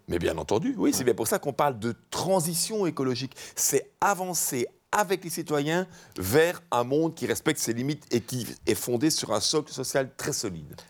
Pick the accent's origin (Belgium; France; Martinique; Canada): Belgium; Charleroi, Wallonia; je viens de Charleroi